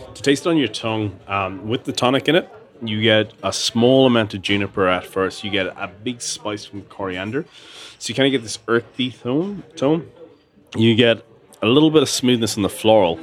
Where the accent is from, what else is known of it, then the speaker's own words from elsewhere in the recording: Tullamore, Leinster, Ireland; I grew up in Tullamore, and it was a small little town